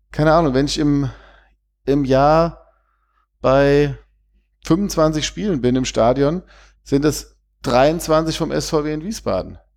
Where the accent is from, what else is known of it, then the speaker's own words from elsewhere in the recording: Vienna, Austria; ich komme ja aus Wien und bin auch früher auf den Halberg gegangen